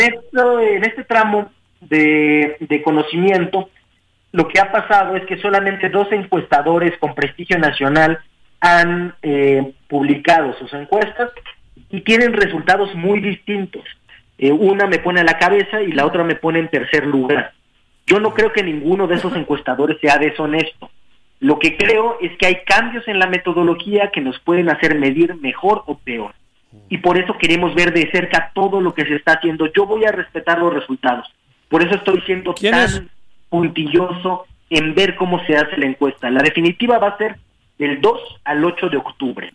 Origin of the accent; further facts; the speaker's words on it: Mexico City, Mexico; also born or lived in Oaxaca; soy un oaxaqueño nacido en Iztapalapa